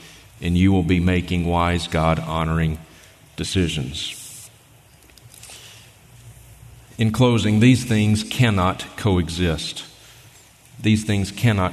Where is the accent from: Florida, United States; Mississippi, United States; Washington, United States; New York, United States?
Mississippi, United States; now in Montana, United States; I grew up in Mississippi